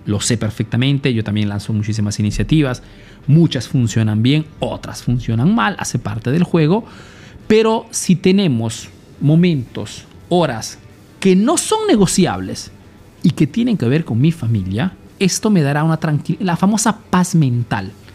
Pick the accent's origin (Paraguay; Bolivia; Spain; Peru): Peru; now in Italy